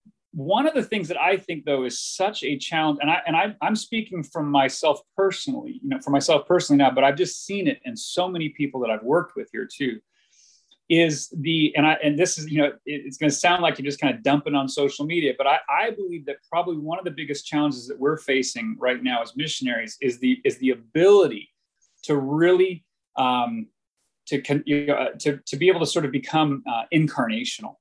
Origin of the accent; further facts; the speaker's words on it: United States; moved away as an adult; now in Taiwan; myself as an American